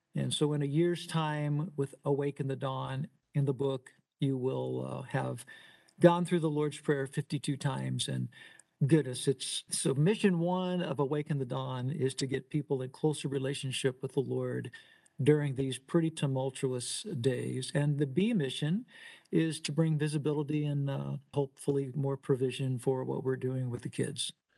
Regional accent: Louisville, Kentucky, United States; I'm originally from Louisville, Kentucky, and a, as a very young boy, I just uh, decided I wanted to be a drummer

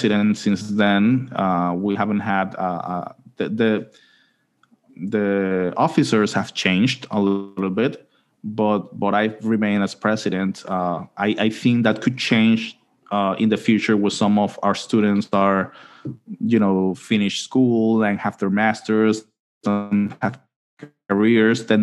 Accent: Panama City, Panama; also born or lived in Pittsburgh, United States / Cincinnati, United States / Huntsville, United States; I grew up here in Panama City. My mother is from a different region of Panama, but she moved for her studies to the city. And I grew up here in Panama City

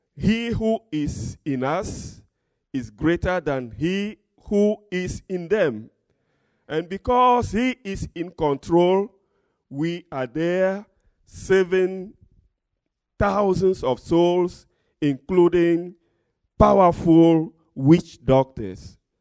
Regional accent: Togo; I'm from Togo, West Africa

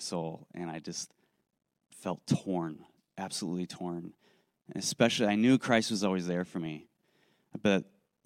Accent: Racine, Wisconsin, United States; I grew up in Racine, Wisconsin

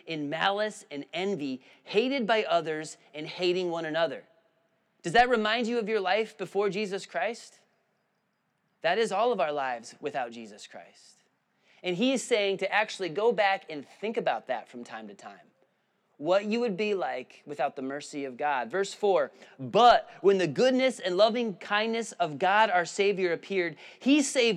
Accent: Illinois, United States; now in Spartanburg, United States; I grew up in Illinois where there's a grid system

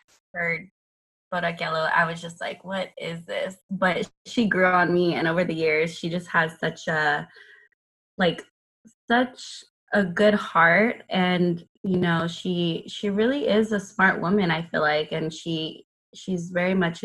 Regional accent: San Antonio, Texas, United States; I currently am living in San Antonio. I'm from San Antonio.

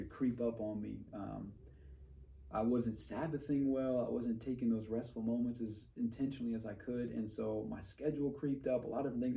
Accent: New York, United States; moved away as an adult; I'm originally from New York, eight and a half million people.

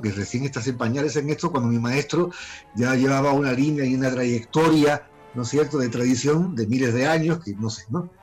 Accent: Málaga, Andalusia, Spain; moved away as an adult; now in Peru; Soy español, nacido en, Málaga y vivo en Perú desde hace más de 27 años

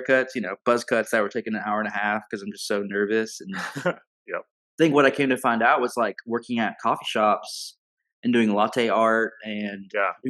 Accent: Southern California, United States; also born or lived in Alabama; now in Birmingham, United States; I grew up in Southern California.

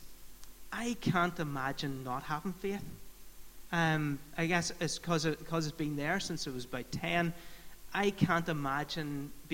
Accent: Fermanagh, Northern Ireland, United Kingdom; I grew up in Fermanagh, and I went to a school called Portora

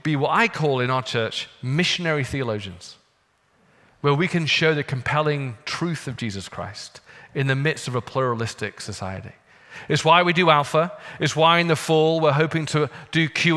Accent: United Kingdom; moved away; I'm British

